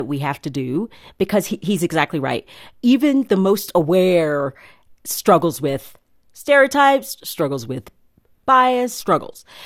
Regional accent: East Tennessee, United States; now in Nashville, United States; I was from East Tennessee

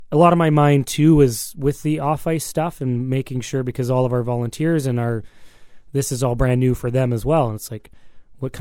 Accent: Alberta, Canada; moved away as an adult; also born or lived in British Columbia; I'm also not from here. Like, you know, I grew up in Alberta and I lived in BC

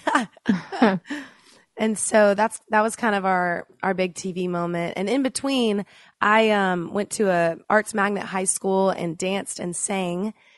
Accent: Dallas, Texas, United States; moved away as an adult; I grew up in Dallas, Texas with a cheer coach mom

